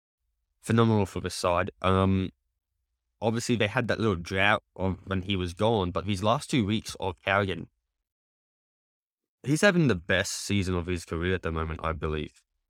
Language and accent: English; Queensland, Australia; I'm a Queenslander thick and through, mate.